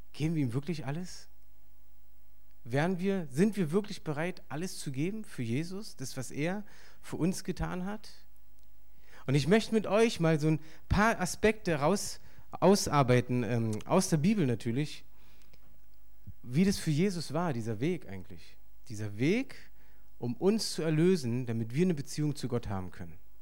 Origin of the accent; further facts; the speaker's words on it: Berlin, Germany; ich bin hier aufgewachsen in Berlin